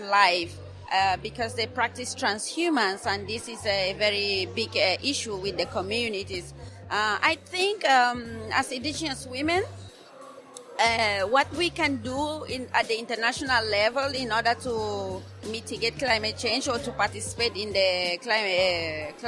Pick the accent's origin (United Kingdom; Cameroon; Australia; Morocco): Cameroon; I am from Cameroon